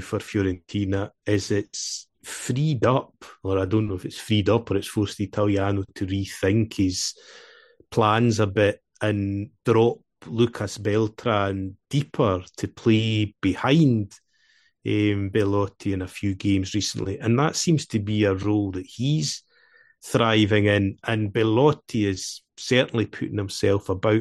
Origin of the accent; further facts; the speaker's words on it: Dumfries, Scotland, United Kingdom; accent: Scottish; in Queen of the South, my hometown, where I was brought up